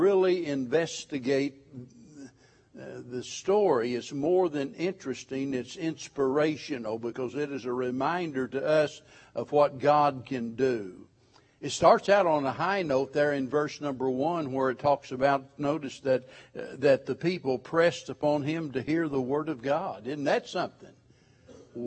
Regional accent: White River, the Ozarks, United States; I was raised on the White River up in the Ozarks

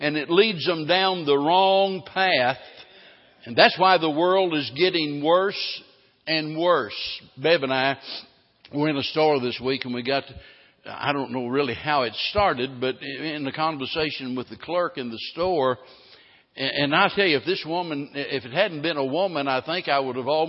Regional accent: the Ozarks, United States; I was raised in the Ozarks

